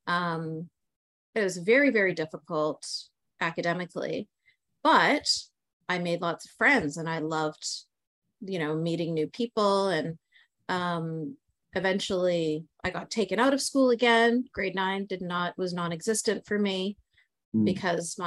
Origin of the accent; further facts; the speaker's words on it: Canada; I'm born and raised in Canada